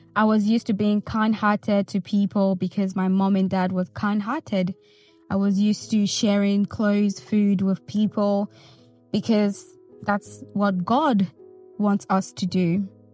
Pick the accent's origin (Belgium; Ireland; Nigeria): Nigeria; moved away; I grew up in Nigeria